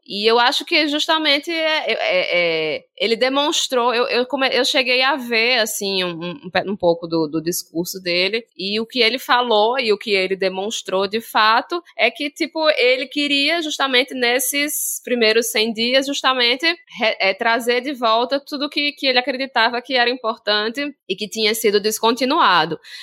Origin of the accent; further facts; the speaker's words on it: Northeast Region, Brazil; eu sou nordestina